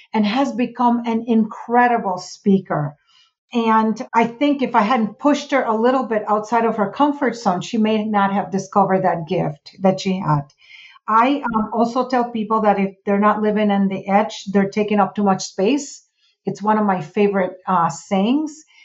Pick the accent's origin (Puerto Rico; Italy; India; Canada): Puerto Rico; moved away; I'm from Puerto Rico.